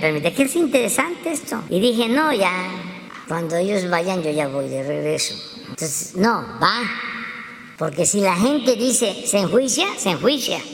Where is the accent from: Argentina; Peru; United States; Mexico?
Mexico; nos vamos a sentir avergonzados los mexicanos